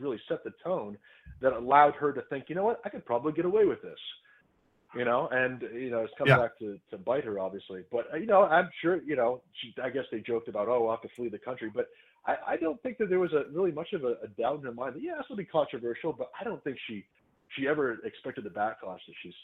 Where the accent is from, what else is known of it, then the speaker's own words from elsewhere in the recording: Vermont, United States; my home state